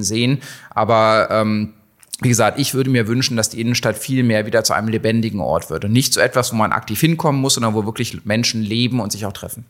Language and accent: German; Hanover, Lower Saxony, Germany; moved away as an adult; now in Hildesheim, Germany; Ich bin Hannoveraner, ja